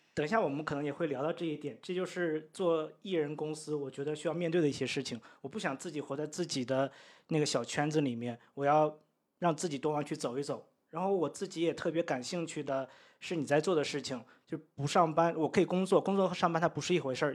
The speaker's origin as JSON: {"language": "Chinese", "town": "Daqing", "region": "Heilongjiang", "country": "China", "tie": "born or raised there", "also_born_or_lived": "Beijing", "moved": "as an adult", "lives_now": "Chiang Mai, Thailand", "said": "我们老家是在，呃，黑龙江省 呃，大庆"}